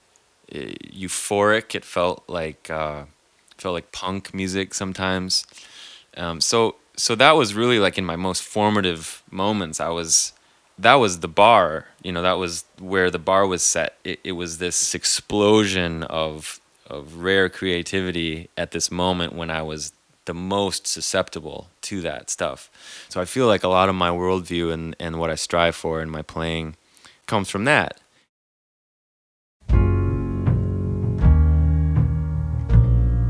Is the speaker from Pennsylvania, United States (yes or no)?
no; Minneapolis, Minnesota, United States; I grew up in the Twin Cities, as did Dave.